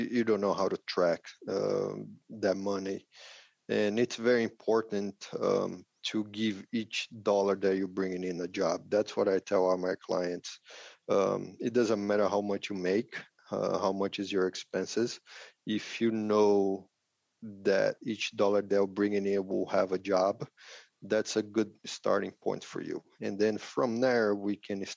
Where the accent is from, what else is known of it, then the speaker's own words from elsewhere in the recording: Brazil; English is a second language; moved away as an adult; also born or lived in Nebraska, United States / Spain; now in Hawaii, United States; growing up, I'm originally from Brazil